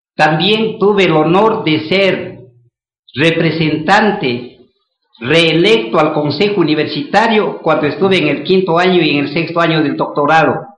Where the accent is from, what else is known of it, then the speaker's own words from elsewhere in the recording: Mira, Carchi, Ecuador; moved away; also born or lived in Quito; soy mireño, porque vengo de un hogar humilde